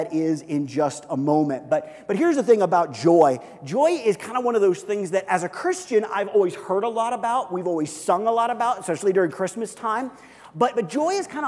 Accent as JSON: {"language": "English", "town": "Kansas City", "country": "United States", "tie": "born or raised there", "said": "I grew up in Kansas City"}